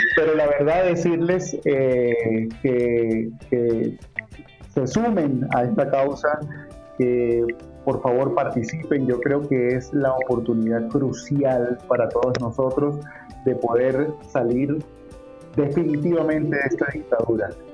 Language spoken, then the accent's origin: Spanish; Venezuela; now in Colombia; venezolanos, que a pesar de que estamos fuera de nuestro país